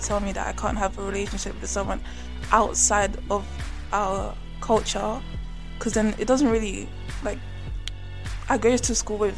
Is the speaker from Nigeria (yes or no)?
yes; Nigeria; I'm from Nigeria